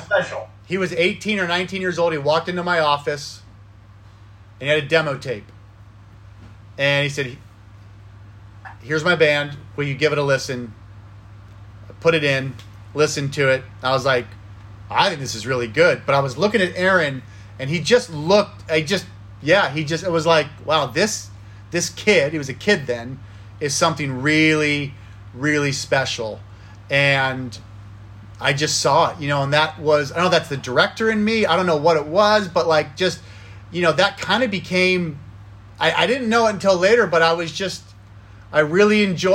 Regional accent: Thousand Oaks, California, United States; I was born and raised in Thousand Oaks, California, Westlake Village, kind of the same area when I was growing up

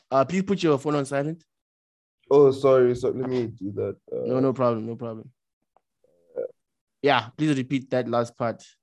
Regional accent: South Africa; That like we're really South African women are really short.

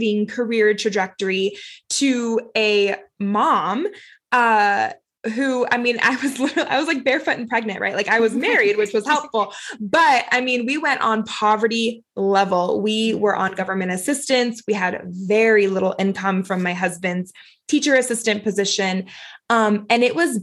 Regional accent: Florida, United States; now in Utah, United States; I'm not from Utah originally. I'm originally from Florida, so closer to Louisiana, actually

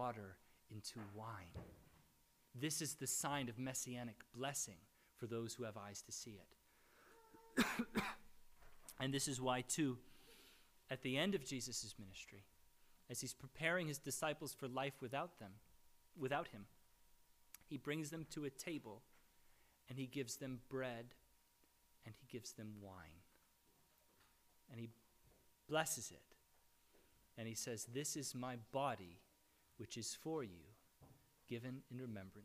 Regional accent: United States; As American evangelicals

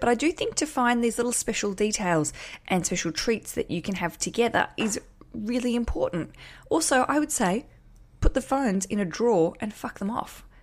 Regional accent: Australia; accent: big Australian; my big Australian accent

